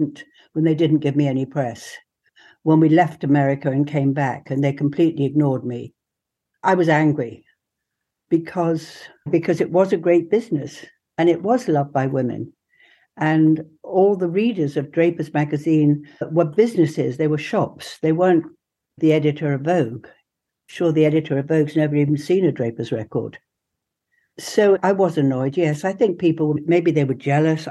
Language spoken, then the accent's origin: English; England, United Kingdom; I was first generation English